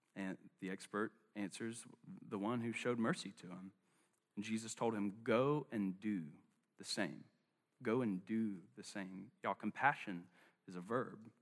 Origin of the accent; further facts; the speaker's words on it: Charlotte, North Carolina, United States; I'm from West Charlotte